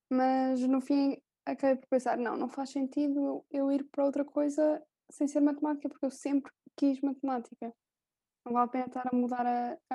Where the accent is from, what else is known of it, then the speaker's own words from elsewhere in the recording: Coimbra, Centro, Portugal; uh, sou de Coimbra. O que é que eu posso dizer mais? Tenho 19 é anos.